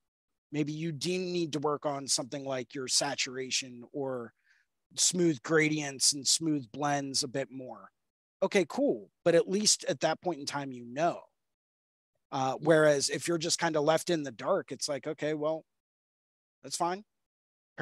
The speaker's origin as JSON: {"language": "English", "country": "United States", "said": "being an American tattoo artist"}